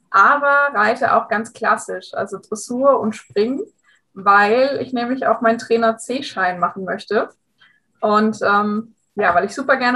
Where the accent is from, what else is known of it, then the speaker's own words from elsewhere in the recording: Hesse, Germany; ich bin 27 Jahre alt und ich komme aus der Nähe von Frankfurt.